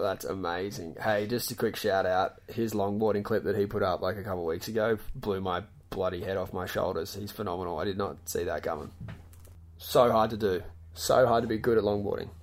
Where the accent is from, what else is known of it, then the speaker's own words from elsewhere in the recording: Gold Coast, Queensland, Australia; I come from the Gold Coast